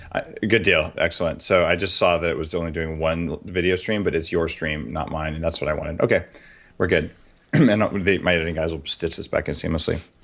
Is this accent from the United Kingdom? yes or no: no; New Mexico, United States; moved away; I grew up in New Mexico